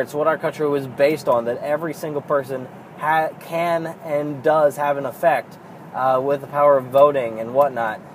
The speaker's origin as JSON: {"language": "English", "country": "United States", "said": "I fucking think of myself as a goddamned American"}